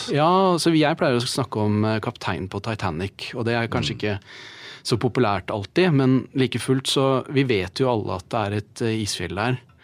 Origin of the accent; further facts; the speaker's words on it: Norway; vi som nordmenn